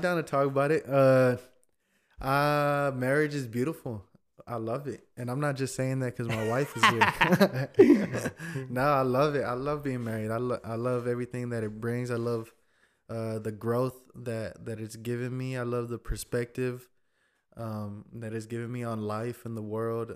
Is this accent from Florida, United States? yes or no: no; Fort Worth, Texas, United States; also born or lived in between San Antonio and Austin, Texas; born and raised in Fort Worth, Texas